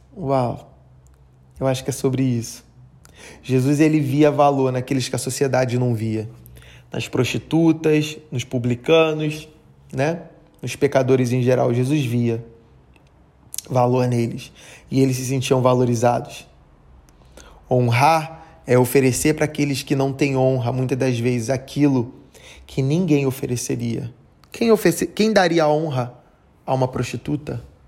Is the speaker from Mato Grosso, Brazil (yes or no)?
no; Rio de Janeiro, Brazil; a minha cidade, onde eu nasci, o Rio de Janeiro